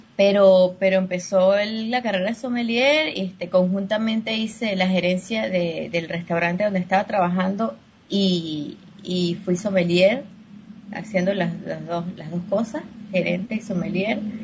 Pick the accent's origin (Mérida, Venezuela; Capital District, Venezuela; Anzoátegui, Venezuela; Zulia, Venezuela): Mérida, Venezuela; moved away as an adult; also born or lived in Caracas, Venezuela; trabajando en restaurantes en Mérida, que es el, el la ciudad donde yo, donde yo nací